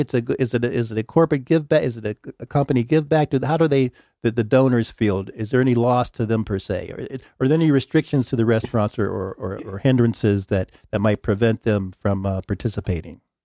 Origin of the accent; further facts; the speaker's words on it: Pittsburgh, Pennsylvania, United States; I'm from Pittsburgh